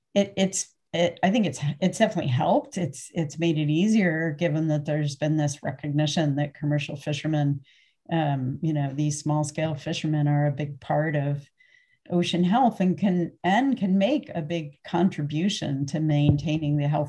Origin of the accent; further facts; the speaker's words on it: Connecticut, United States; moved away as an adult; also born or lived in New Hampshire / New Haven, Connecticut; now in Sitka, United States; I grew up in Connecticut and went to college up in New Hampshire, graduate school back in New Haven